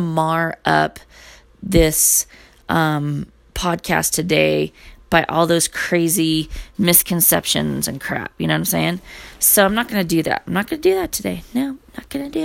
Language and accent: English; United States; I'm American